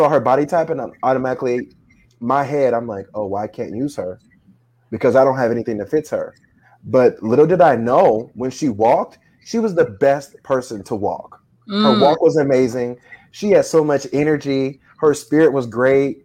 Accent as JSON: {"language": "English", "town": "Dayton", "region": "Ohio", "country": "United States", "moved": "as an adult", "lives_now": "Florida, United States", "said": "When I first moved to Florida, I'm originally from Ohio, Dayton, Ohio"}